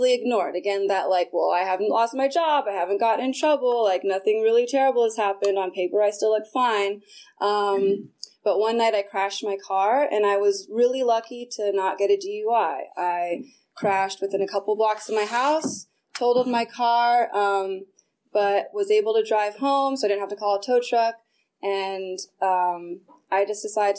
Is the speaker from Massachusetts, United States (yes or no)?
no; Sonoma County, California, United States; I grew up in Sonoma County, so you have to drive everywhere